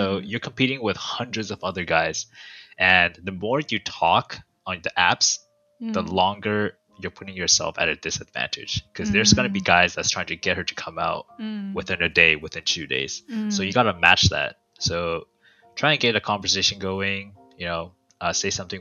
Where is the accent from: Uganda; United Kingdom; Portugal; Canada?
Canada; also born or lived in Taiwan; I was born in Canada until 5 years old, and then mm-hmm. I went back to Taiwan. I lived until grade three, mm-hmm. and then I came back to Canada, and I've been here